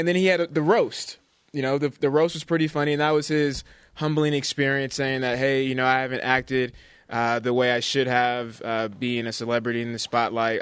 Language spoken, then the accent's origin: English; Bay Area, California, United States; I'm from the Bay Area